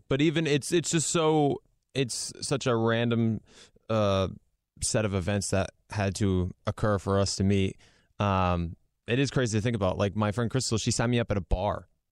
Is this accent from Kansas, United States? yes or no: no; Rhode Island, United States; I'm from Rhode Island